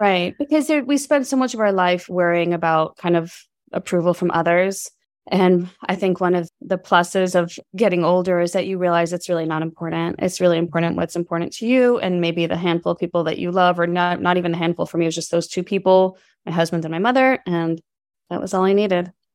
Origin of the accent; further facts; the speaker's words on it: New York City, New York, United States; moved away; also born or lived in Berkeley, California; I'm from New York City. We moved across the country to California